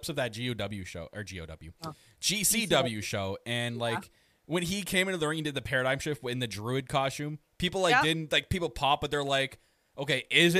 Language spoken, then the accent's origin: English; Canada; I am your Canadian Prince.